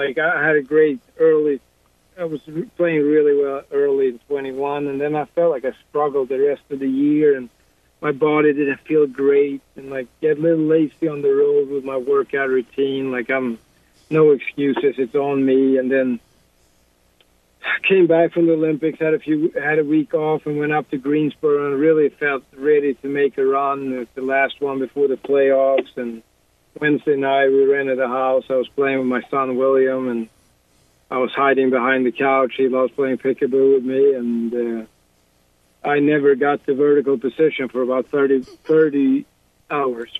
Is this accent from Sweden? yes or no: yes; Sweden; growing up in Sweden